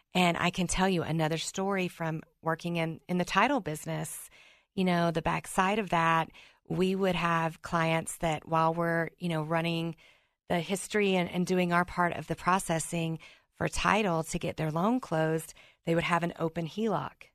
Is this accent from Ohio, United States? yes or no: no; Mississippi, United States; accent: Southern; Growing up in Mississippi